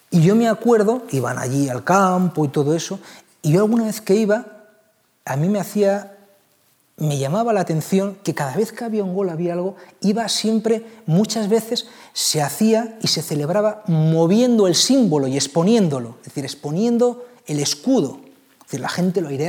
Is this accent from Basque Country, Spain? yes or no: yes; Bilbao, Basque Country, Spain; born there; yo nací en Bilbao